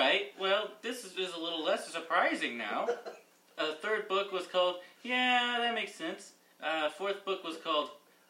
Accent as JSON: {"language": "English", "region": "Nebraska", "country": "United States"}